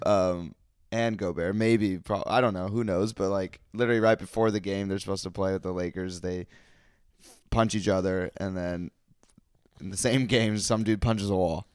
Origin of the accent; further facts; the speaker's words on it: West Coast, United States; I grew up on the West Coast